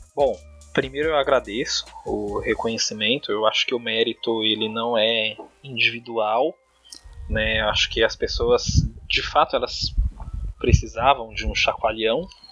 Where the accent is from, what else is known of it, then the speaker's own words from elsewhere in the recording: Diadema, São Paulo, Brazil; Eu nasci em São Paulo, mas muito cedo eu vim para a periferia de Diadema, aqui no ABC Paulista